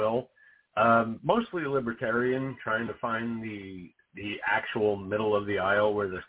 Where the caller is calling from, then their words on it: New Jersey, United States; New Jersey.